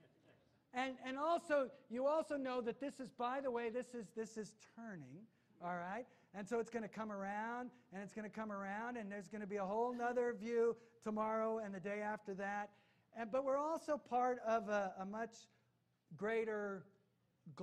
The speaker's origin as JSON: {"language": "English", "country": "United States", "said": "I am an American"}